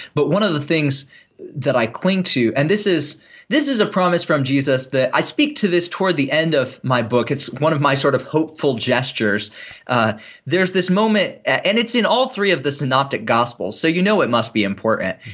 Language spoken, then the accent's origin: English; United States; I am an American Christian